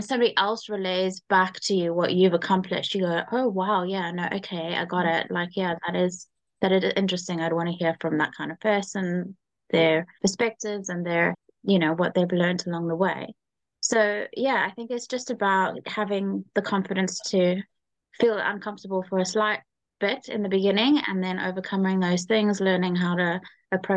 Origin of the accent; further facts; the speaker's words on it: Cape Town, Western Cape, South Africa; moved away as an adult; now in London, United Kingdom; I'm originally from South Africa, Cape Town, and I moved over to London 8 years ago